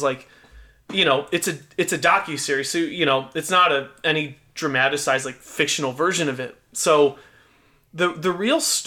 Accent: Illinois, United States; we grew up spending the majority of our lives, like born and raised in Illinois

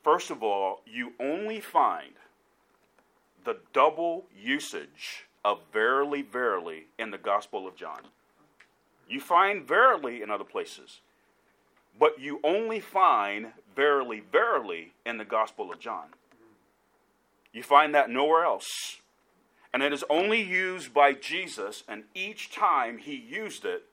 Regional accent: Decatur, Georgia, United States; now in Kansas City, United States; Growing up in South Decatur, a suburb of Atlanta

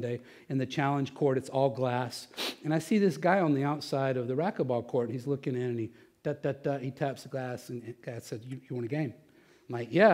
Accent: Texas, United States; I'm from Texas

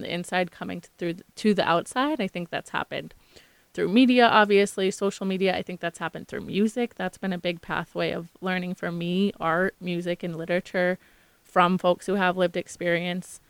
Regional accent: Maynard, Massachusetts, United States; also born or lived in Concord, Massachusetts; now in Boston, United States; I grew up in Maynard, Massachusetts, in Concord, Massachusetts, which is ten minutes away

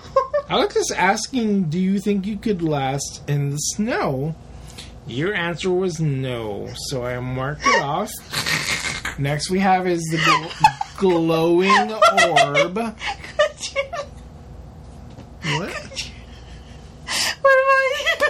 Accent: San Antonio, Texas, United States; also born or lived in Chicago; when I came from Chicago to San Antonio

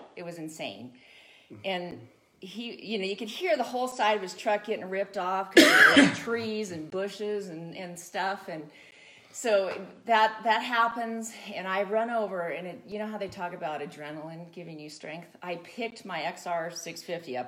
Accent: Santa Barbara County, California, United States; I grew up in Santa Barbara County, way out in the mountains

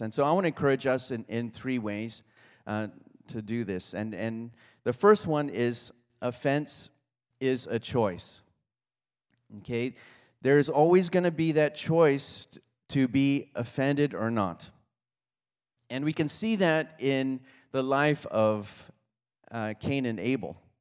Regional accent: Kauai, Hawaii, United States; moved away; I grew up on Kauai

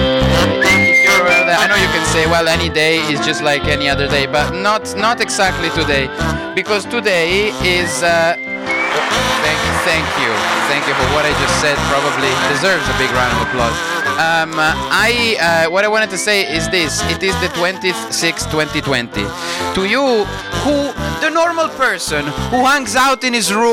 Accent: Italy; accent: Italian; my Italian accent

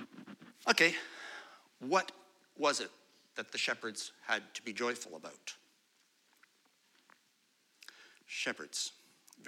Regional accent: Pointe Claire area, Quebec, Canada; I grew up in Pinuff, right beside the church over there

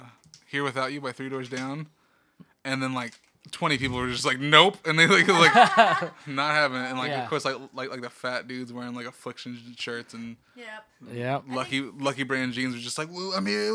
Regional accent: Visalia, California, United States; also born or lived in Bay Area; now in Sacramento, United States; I was born in Visalia.

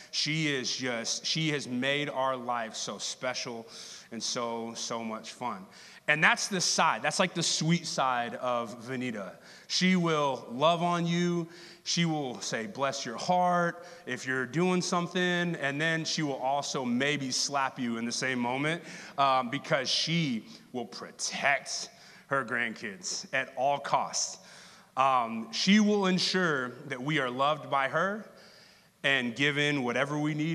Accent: Texas, United States; now in Kansas City, United States; native Texans are. We just are finding a reason to tell you I am from Texas.

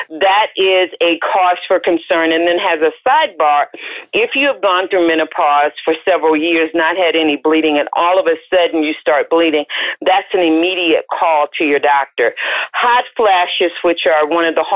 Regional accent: the South, United States; I'm from the South, so my mother is not called Mother. She's called Mama.

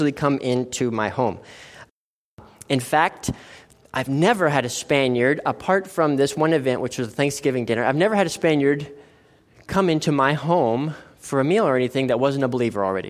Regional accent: United States; moved away as an adult; now in Logroño, Spain; we're Americans

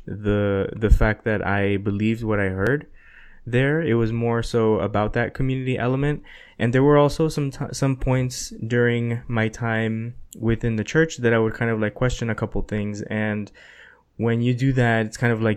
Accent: South Florida, United States; also born or lived in New York; we moved from New York to Florida

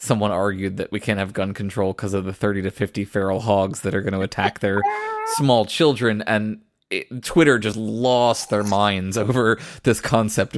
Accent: Virginia, United States; now in New York, United States; I grew up in Virginia

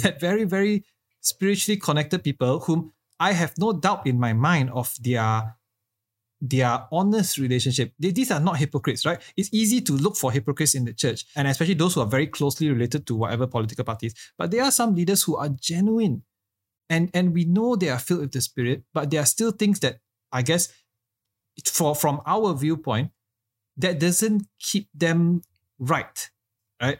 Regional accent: Malaysia; as a Malaysian church

